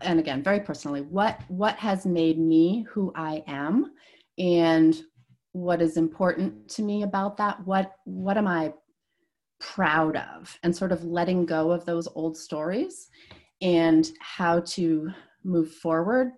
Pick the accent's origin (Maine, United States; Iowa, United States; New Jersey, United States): Maine, United States; Cherryfield; moved away as an adult; I grew up in Cherryfield, and interestingly, I'm going to be moving back to the same place where I grew up